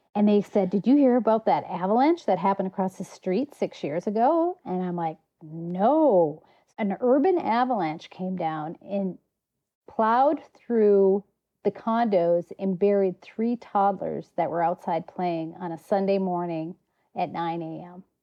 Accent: United States; moved away; also born or lived in Colorado / Montana; my wilderness was on the southern shore of Lake Superior. My dad was a fisheries biologist

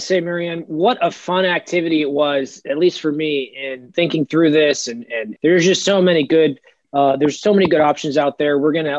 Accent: Massachusetts, United States; I am a Republican, but I am from Massachusetts.

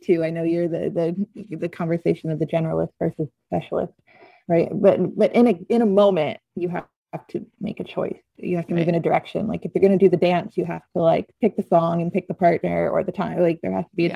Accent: Norman, Oklahoma, United States; moved away as an adult; also born or lived in Arizona / Hawaii; I grew up in Norman.

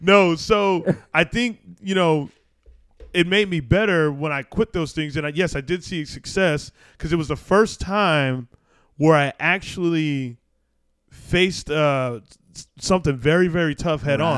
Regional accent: Arizona, United States; I grew up in Arizona

